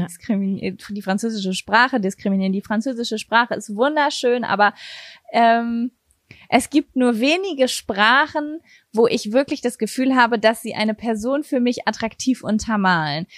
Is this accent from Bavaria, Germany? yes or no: no; Berlin, Germany; first language German; bei uns in Berlin